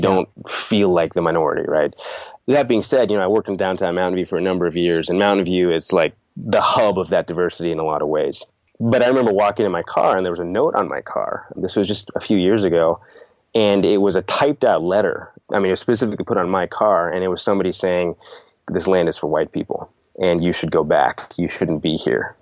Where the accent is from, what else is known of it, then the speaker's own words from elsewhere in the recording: Sunnyvale, California, United States; also born or lived in India / Middle East; I was born in India, lived in the Middle East for three years, but moved here to Sunnyvale, California when I was three years old